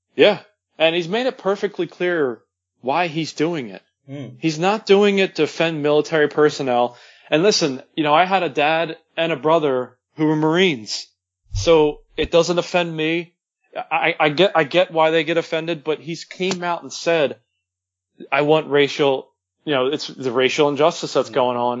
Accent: Philadelphia, Pennsylvania, United States; I'm from Philadelphia

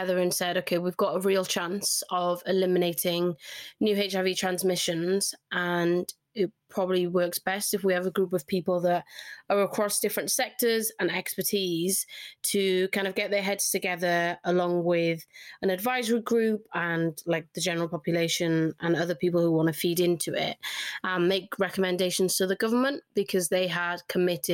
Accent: Cardiff, Wales, United Kingdom; accent: Welsh twang; now in Greater Manchester, United Kingdom; I loved growing up in Cardiff

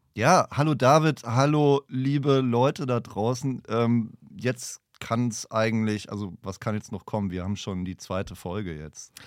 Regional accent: Franconia, Bavaria, Germany; Ich komme aus Franken.

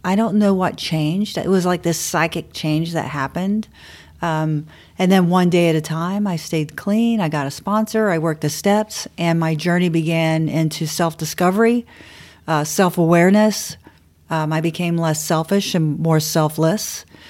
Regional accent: Bradenton, Florida, United States; also born or lived in Miami / Fort Lauderdale / St. Petersburg / Clearwater; I was born and raised in Bradenton, Florida, on the West Coast

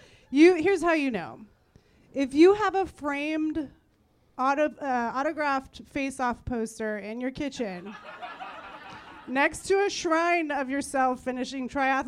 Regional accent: San Francisco, California, United States; I grew up in San Francisco.

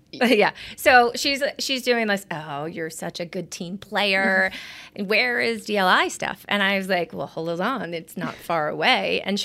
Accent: Mastic Beach, New York, United States; also born or lived in Nassau County, New York / Rockville Centre, New York; Born and raised on Long Island. So Massac Beach, South Shore. Grew up basically at the beach.

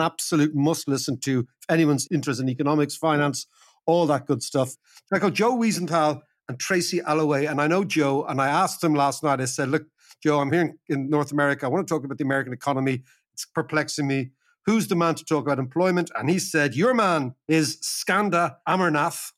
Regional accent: Ireland; I'm Irish

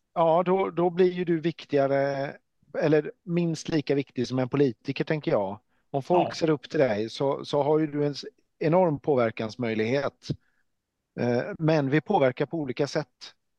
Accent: Norway; jag är ju norrman

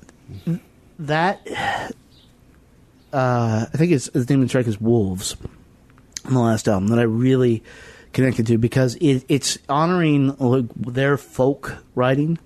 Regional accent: United States; we're American

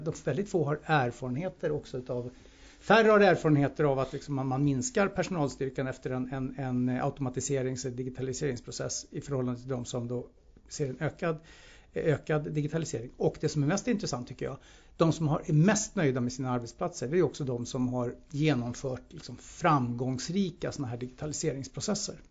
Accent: Sweden; vi som svenskar

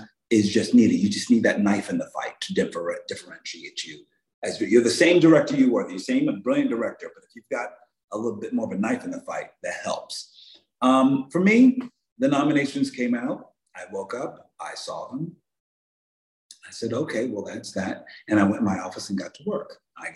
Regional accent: Philadelphia, Pennsylvania, United States; I grew up very working class family in Philadelphia

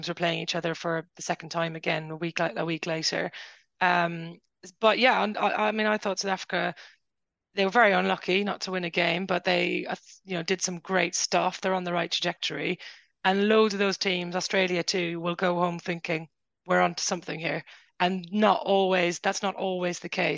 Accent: Ireland; Ireland, my home country

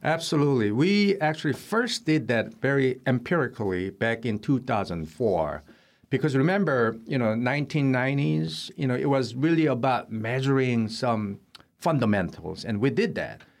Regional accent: Seoul, South Korea; now in United States; I was born in Seoul, South Korea

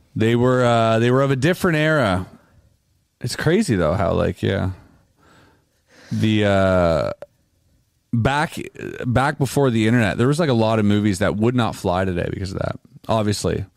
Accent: Canada; We are Canadian

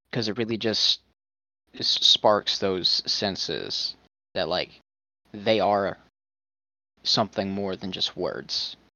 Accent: the South, United States; I'm from the south.

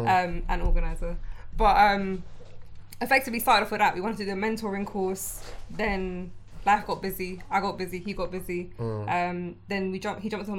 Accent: London, United Kingdom; I grew up in West.

